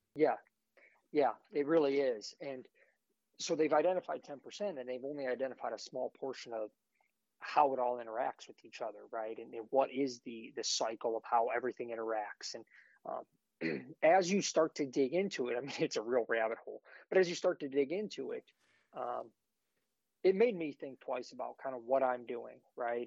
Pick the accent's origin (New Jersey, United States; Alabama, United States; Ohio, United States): Ohio, United States; I grew up in Ohio, manage our family property that's uh, just under 250 acres